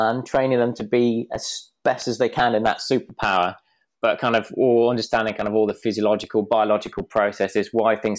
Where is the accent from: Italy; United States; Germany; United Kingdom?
United Kingdom; the Midlands, England; the local forest that we had when I grew up in the Midlands